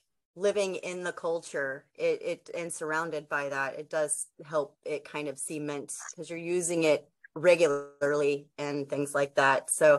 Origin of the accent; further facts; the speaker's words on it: New Jersey, United States; Oop, there it goes.